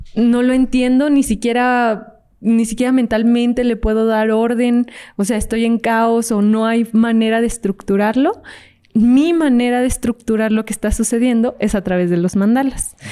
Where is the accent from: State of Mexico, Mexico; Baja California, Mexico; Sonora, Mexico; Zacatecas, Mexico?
Zacatecas, Mexico; Fresnillo; yo soy de Zacatecas, entonces yo estaba ahí en Fresnillo, Zacatecas